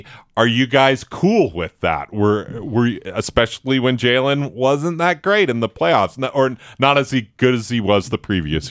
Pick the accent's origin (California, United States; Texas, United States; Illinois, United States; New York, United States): New York, United States; Buffalo; I'm from Buffalo